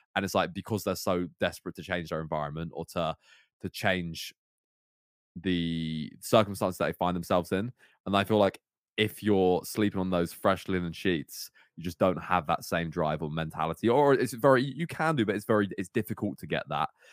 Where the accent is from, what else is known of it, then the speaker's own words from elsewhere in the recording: Cornwall, South West England, United Kingdom; I grew up in Cornwall as well